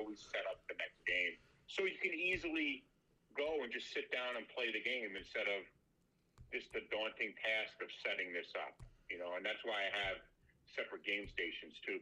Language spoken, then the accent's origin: English; New York, United States; being a New Yorker